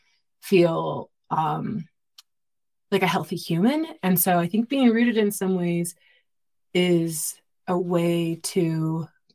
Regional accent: Southern California, United States; I grew up in Southern California

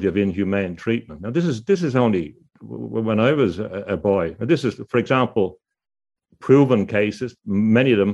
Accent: Dublin, Leinster, Ireland; When I was growing up in Dublin

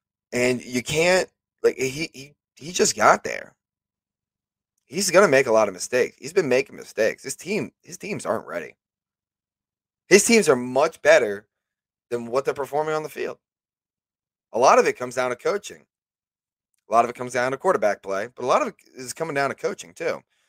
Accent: Columbus, Ohio, United States; I grew up a lot in Columbus, so there was a majority Browns fans up in Columbus because I lived on the north side.

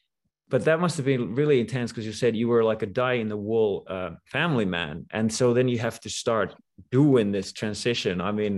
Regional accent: Finland; moved away; I'm from Finland, right?

